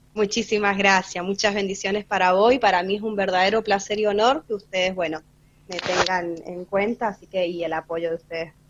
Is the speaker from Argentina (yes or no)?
yes; San Rafael, Mendoza, Argentina; vivo acá en San Rafael, soy nacida acá en San Rafael.